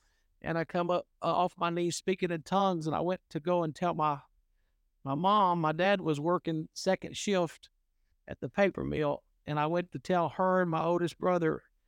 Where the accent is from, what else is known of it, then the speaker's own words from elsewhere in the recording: West Monroe, Louisiana, United States; Well, I was born in the St. Francis Hospital in Monroe, but was raised in West Monroe and in the metropolitan area that a lot of people know as Balcomville.